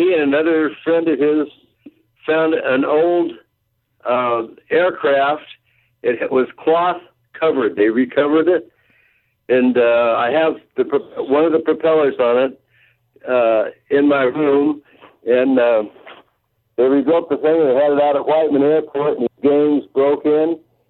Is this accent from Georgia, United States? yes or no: no; Los Angeles County, California, United States; I grew up here in Los Angeles County.